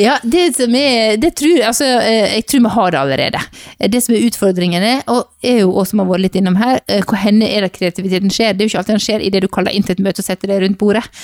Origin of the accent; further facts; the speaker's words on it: Sogn, Vestland, Norway; now in Bergen, Norway; Og så kommer jeg fra Sogn, og oppvokst på bedehuset i Sogn, og bor nå i Bergen